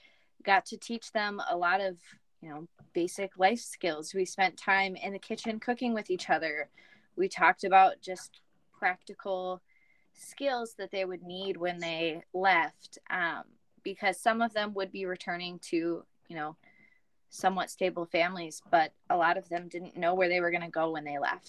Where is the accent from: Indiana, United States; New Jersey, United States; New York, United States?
Indiana, United States; now in Minnesota, United States; Yeah, so I grew up in Indiana, moved around a lot, and while I was in high school, found out about a college up in Minnesota, and first time I came, fell in love with it. Moved up to Minnesota after graduating